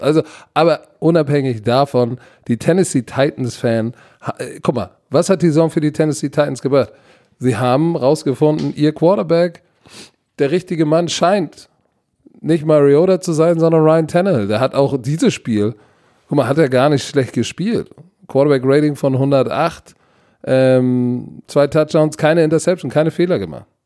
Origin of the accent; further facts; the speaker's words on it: Hamburg, Germany; Als Hamburger